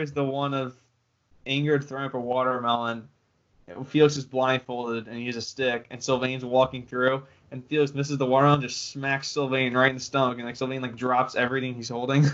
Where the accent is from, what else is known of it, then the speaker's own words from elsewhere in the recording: United States; I'm American